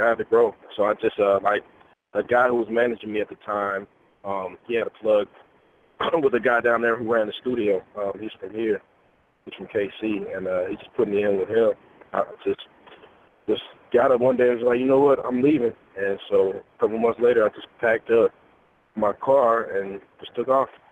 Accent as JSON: {"language": "English", "town": "Kansas City", "region": "Missouri", "country": "United States", "said": "It's where I'm from. I'm from Kansas City."}